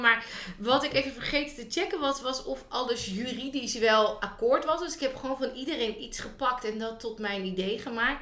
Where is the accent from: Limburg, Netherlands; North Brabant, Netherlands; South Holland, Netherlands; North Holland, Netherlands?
South Holland, Netherlands; Noordwijk; ik kom oorspronkelijk uit Noordwijk